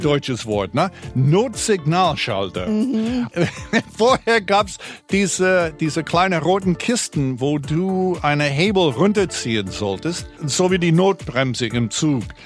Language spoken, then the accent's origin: German; United States; now in Berlin, Germany